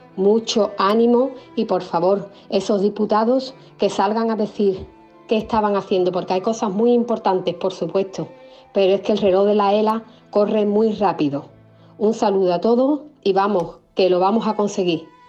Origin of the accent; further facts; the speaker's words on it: Jerez de la Frontera, Andalusia, Spain; soy de Jerez